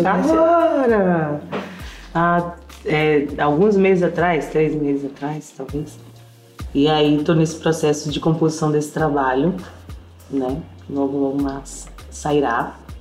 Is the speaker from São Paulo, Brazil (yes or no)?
no; Bahia, Brazil; eu ter nascido na Bahia